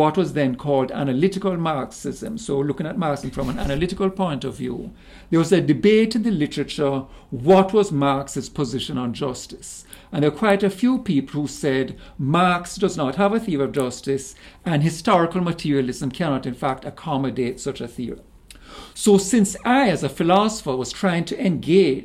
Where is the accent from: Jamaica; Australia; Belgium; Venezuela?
Jamaica; also born or lived in Canada; now in United States; Originally, I'm Jamaican